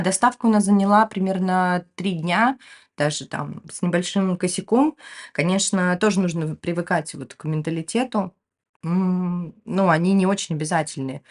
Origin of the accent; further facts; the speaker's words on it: Ukraine; also born or lived in Moscow, Russia; now in Turkey; Я выросла в Украине